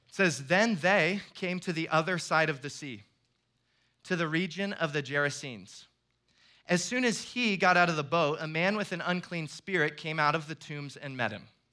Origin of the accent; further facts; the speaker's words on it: Iowa, United States; moved away as an adult; now in Florida, United States; I'm actually from Iowa and then moved to Florida a couple of years ago.